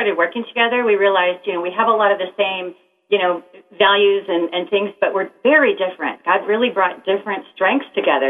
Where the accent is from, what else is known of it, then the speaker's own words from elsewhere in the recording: California, United States; moved away; I'm from California originally